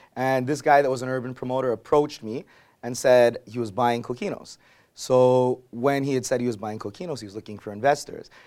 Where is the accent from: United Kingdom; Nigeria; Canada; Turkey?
Canada; Montreal, Quebec; I grew up in Verdun